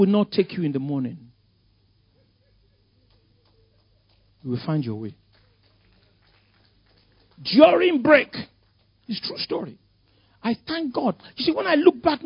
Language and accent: English; Lagos, Nigeria; I grew up in Ikoyi. Victoria Island.